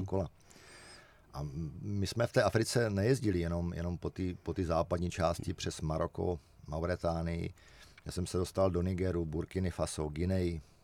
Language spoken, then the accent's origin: Czech; Czechia